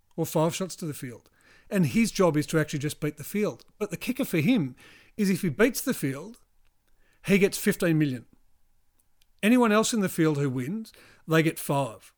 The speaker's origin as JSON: {"language": "English", "country": "New Zealand", "said": "I'm from New Zealand"}